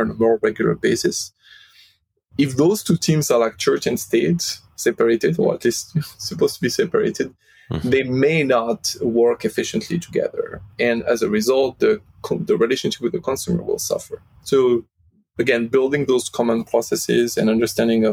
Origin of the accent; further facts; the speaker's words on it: Lyon, Auvergne-Rhône-Alpes, France; moved away; based in France, in my hometown in Lyon